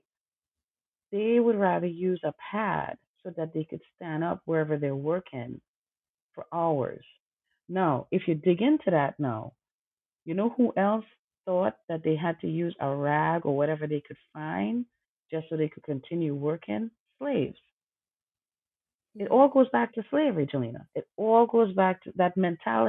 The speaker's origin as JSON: {"language": "English", "country": "Trinidad & Tobago", "tie": "born or raised there", "said": "I grew up in Trinidad Tobago"}